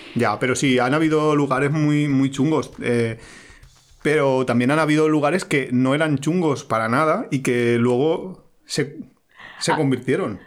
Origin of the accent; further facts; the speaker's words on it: Valencia, Valencian Community, Spain; now in Alicante, Spain; Somos de Valencia, pero vivimos en Alicante, que hace bastante calor